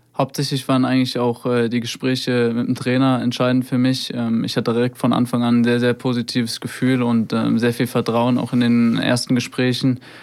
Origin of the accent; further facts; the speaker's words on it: Hofheim am Taunus, Hesse, Germany; in meinem Heimatort äh, in Hofheim. Da bin ich aufgewachsen